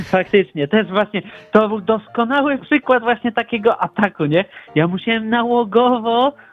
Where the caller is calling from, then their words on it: Bochnia, Lesser Poland, Poland; ja dzwonię z Bochni, zaskoczę